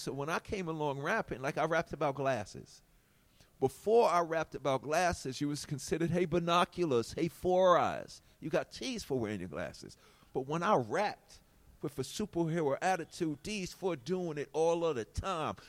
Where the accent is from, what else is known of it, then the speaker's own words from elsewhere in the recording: New York City, New York, United States; I come from Hollis